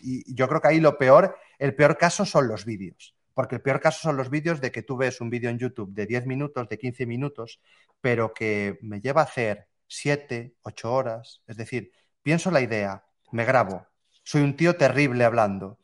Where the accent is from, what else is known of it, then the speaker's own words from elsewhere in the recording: Galicia, Spain; volví a residir a, mi ciudad natal, que es una, pequeña ciudad aquí en Galicia.